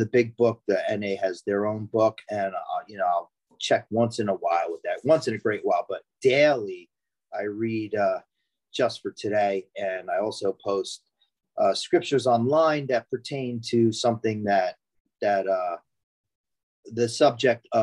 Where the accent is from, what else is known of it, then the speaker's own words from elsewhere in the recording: Franklin Township, New Jersey, United States; I'm from Franklin Township in New Jersey. That's in Hunterdon County.